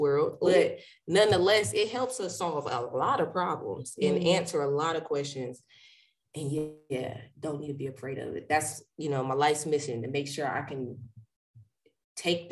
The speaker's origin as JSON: {"language": "English", "region": "Ohio", "country": "United States", "tie": "born or raised there", "moved": "yes", "lives_now": "Charlotte, United States", "said": "my home state, Ohio"}